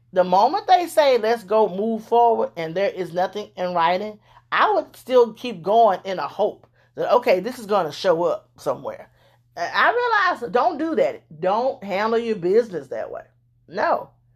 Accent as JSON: {"language": "English", "region": "Louisiana", "country": "United States", "moved": "yes", "said": "I'm from Louisiana originally"}